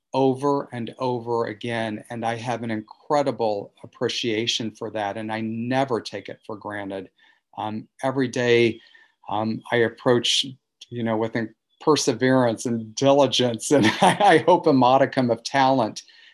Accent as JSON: {"language": "English", "region": "the Ozarks", "country": "United States", "tie": "born or raised there", "said": "I felt, you know, as a kid growing up in the Ozarks, that there was a golden key that was passed around in Manhattan"}